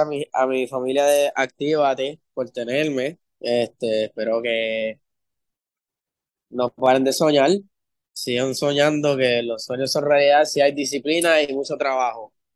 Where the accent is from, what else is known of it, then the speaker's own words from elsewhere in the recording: Maryland, United States; also born or lived in Puerto Rico; en Maryland fue, fue que crecí, en Puerto Rico fue que yo aprendí el sazón